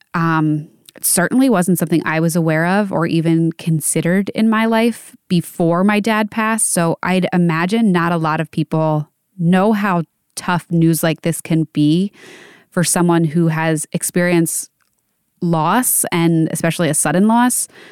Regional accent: Pennsylvania, United States; For Kobe Bryant, he went to school in my hometown.

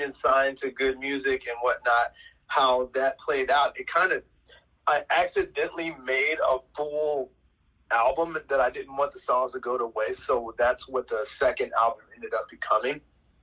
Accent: Chicago, Illinois, United States; I'm from Chicago

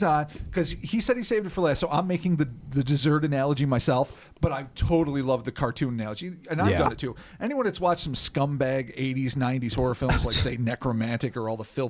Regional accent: United States; Yeah, I've got Russian blood. I've got Ukrainian blood, it turns out. But I'm an American mongrel. I'm of everything.

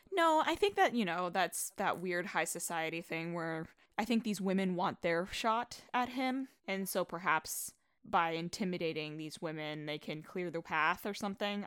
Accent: New York, United States; I'm a New Yorker

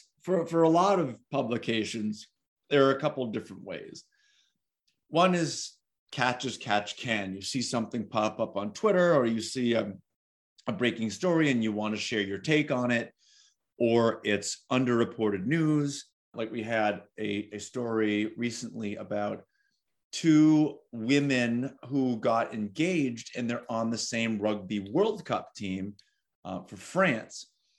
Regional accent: Cape Cod, Massachusetts, United States; I grew up on Cape Cod in a rural area

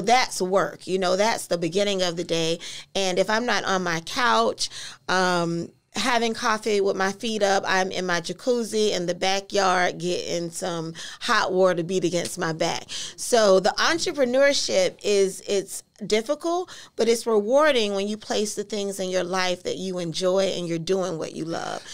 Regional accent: Orlando, Florida, United States; originally from Orlando, um, born and raised in Carver Shores

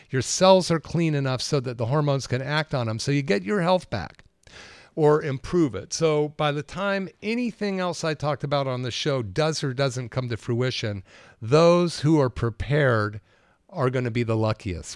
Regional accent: Berkeley, California, United States; also born or lived in Capitola, California; growing up in Berkeley in the sixties

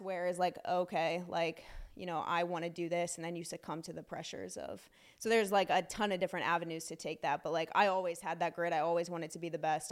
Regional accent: Silver Spring, Maryland, United States; also born or lived in Frederick County, Maryland; I grew up in Silver Spring until about fifth grade

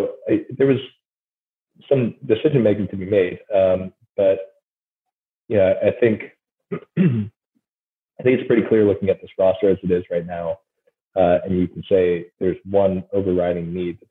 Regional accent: Wisconsin, United States; now in New Orleans, United States; When I go home and I talk to people up in Wisconsin, I'm like, oh yeah, you sound like you have a Southern accent now.

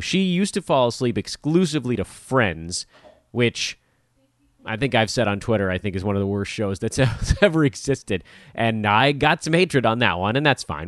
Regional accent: Los Angeles, California, United States

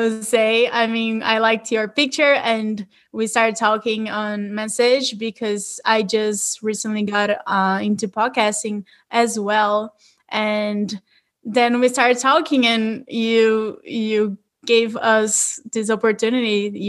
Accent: Brazil; English is a second language; moved away as an adult; also born or lived in Southern California; now in United States; I'm originally from Brazil, and I'm currently living in the United States.

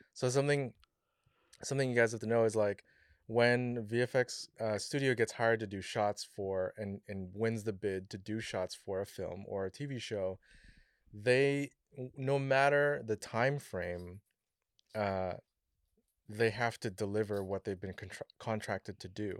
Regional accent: Philippines; as a Filipino

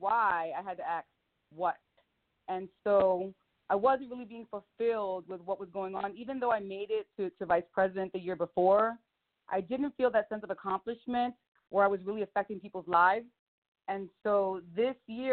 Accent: Philadelphia, Pennsylvania, United States; now in Las Vegas, United States; I'm from Philly

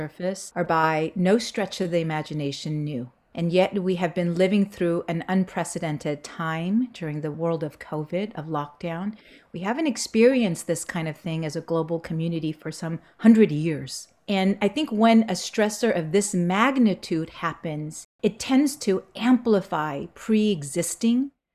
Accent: Los Angeles, California, United States; also born or lived in South Korea; I grew up in Southern California, Los Angeles area. Came in 1980 when I was 8 years old

